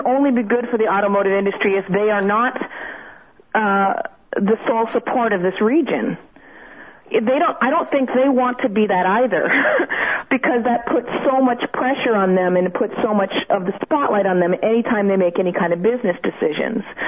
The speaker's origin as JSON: {"language": "English", "town": "Mission Viejo", "region": "California", "country": "United States", "tie": "born or raised there", "moved": "as an adult", "said": "My hometown is actually Mission Viejo, California, in Orange County"}